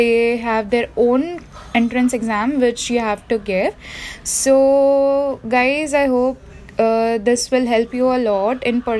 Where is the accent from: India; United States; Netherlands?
India; also born or lived in Jalgaon, Maharashtra; I am an Indian and I am third year MBBS student from DOPMC college situated in Jalgaon, Maharashtra.